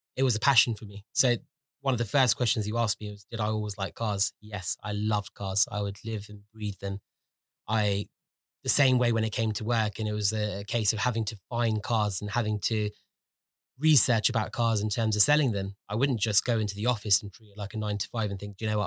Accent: London, United Kingdom; I was born and brought up in London. I was, um, born and brought up in West London

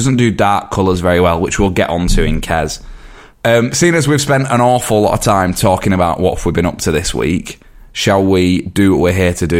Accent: Yorkshire and the Humber, United Kingdom; I'm from a different part of Yorkshire

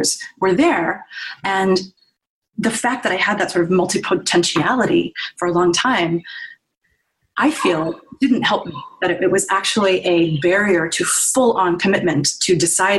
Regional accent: Virginia, United States; moved away as an adult; also born or lived in New York; I grew up in Virginia and went through the school system there.

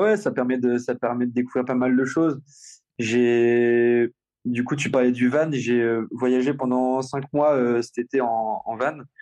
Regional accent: Rouen, Normandy, France; je suis normand, je suis rouennais, je, j'a, j'a, j'adore ma ville et, et, et, et ma région

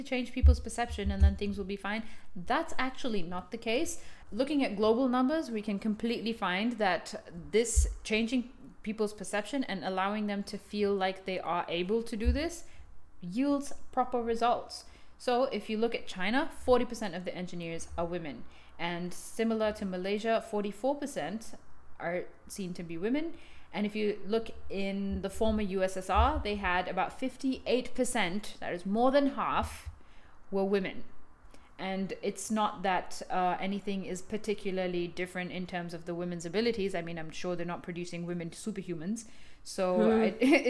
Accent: Bangalore, Karnataka, India; I grew up in Bangalore

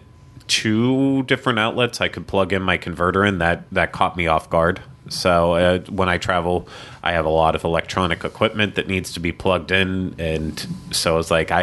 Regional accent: United States; As an American

